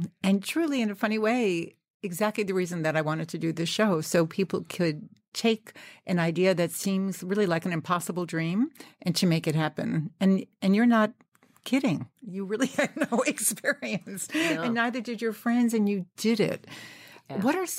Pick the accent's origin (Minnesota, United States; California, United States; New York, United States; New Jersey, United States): New York, United States; I'm a New Yorker, so I sort of took that for granted.